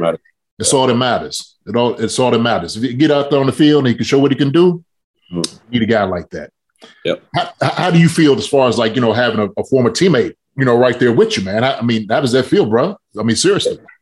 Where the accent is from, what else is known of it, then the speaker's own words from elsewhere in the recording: Kentucky, United States; moved away; I'm from Kentucky